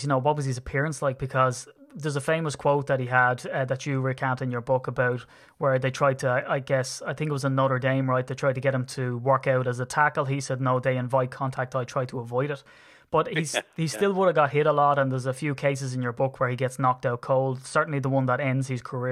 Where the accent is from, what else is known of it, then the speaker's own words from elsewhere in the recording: Ireland; as an Irishman